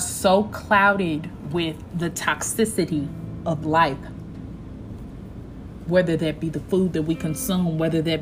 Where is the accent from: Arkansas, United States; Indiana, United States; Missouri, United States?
Missouri, United States; Kansas City; also born or lived in Atlanta, Georgia; now in Houston, United States; I'm from Kansas City, Missouri.